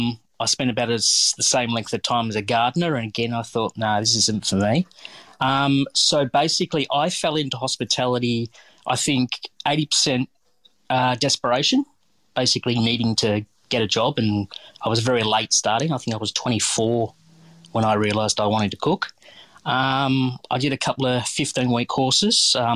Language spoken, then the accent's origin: English; Geelong, Victoria, Australia; Yeah, well, basically I was born and raised in Geelong.